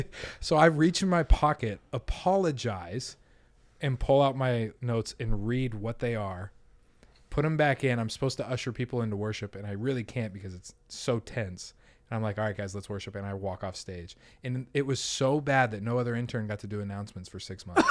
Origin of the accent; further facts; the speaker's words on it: Denver, Colorado, United States; moved away; I'm from Denver, Colorado